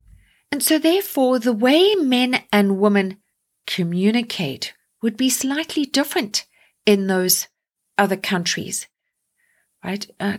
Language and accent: English; Canada; I am going to start with my home country of Canada.